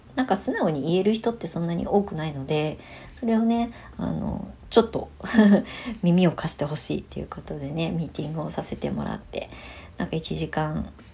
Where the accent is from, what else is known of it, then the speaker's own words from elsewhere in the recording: Japan; moved away as an adult; also born or lived in Tokyo, Japan / Shonan, Japan; 地元に帰ってきて